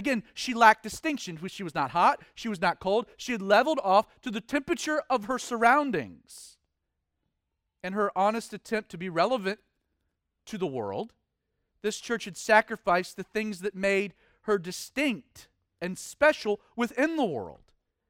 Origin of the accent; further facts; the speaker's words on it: the South, United States; You know, I'm a Southerner, which makes me a Christian.